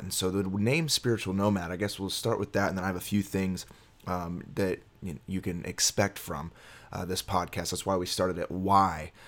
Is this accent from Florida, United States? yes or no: yes; Miami, Florida, United States; I was born in Miami, Florida